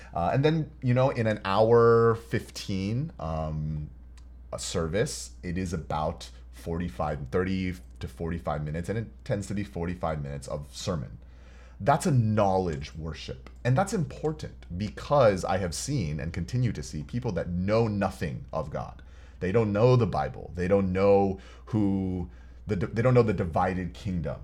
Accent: Houston, Texas, United States; now in Los Angeles, United States; growing up in Houston

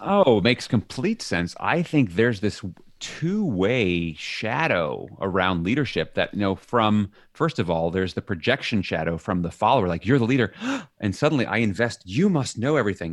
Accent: New York City, New York, United States; moved away as an adult; now in Leiden, Netherlands; I'm from New York City

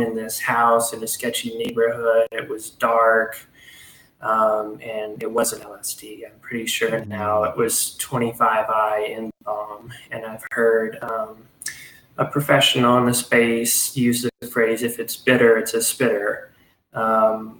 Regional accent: Hot Springs, Arkansas, United States; I'm from Hot Springs, Arkansas. Uh, it's a small town in Arkansas

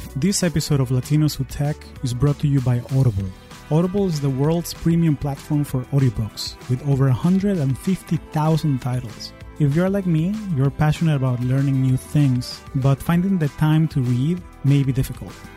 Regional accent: Caracas, Capital District, Venezuela; now in United States; I am originally from Caracas, Venezuela, and I've been calling the US home for the last 20 years

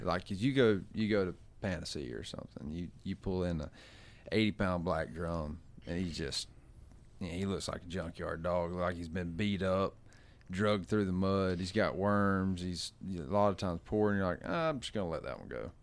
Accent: Gulf Coast, United States; moved away; I come from the Gulf, which if you don't drive one hundred and seventy miles, you ain't finding

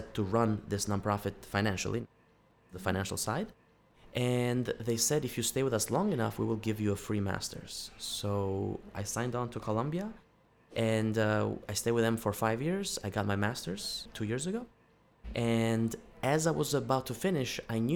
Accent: Albania; moved away; my home country of Albania

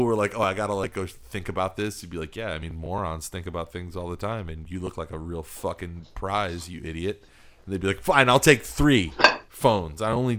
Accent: Philippines; moved away; I don't know. I've lost my accent now, so it's very easy to blend in.

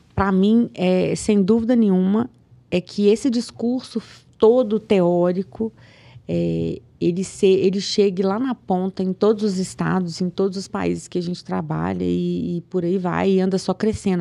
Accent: Piracema, Minas Gerais, Brazil; now in Belo Horizonte, Brazil; eu sou de Piracema, do interior de Minas, 120 quilômetros daqui

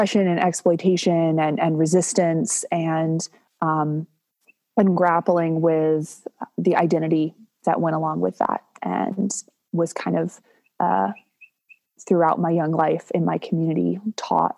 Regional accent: Durham, North Carolina, United States; I grew up here in Durham

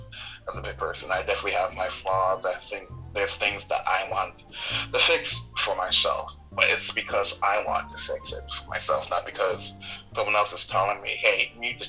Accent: New York, United States; I'm from New York

